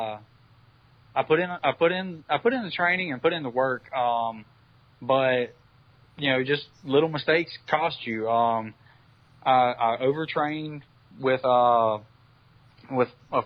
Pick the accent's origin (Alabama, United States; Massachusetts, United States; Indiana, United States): Alabama, United States; Mobile; So Jacksonville is more like my climate at home. I'm from Mobile, Alabama